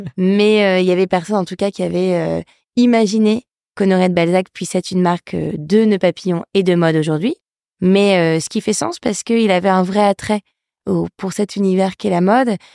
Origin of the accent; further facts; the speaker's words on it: Lille, Hauts-de-France, France; je suis lilloise d'origine, donc je viens du Nord. j'ai grandi dans un environnement hyper serein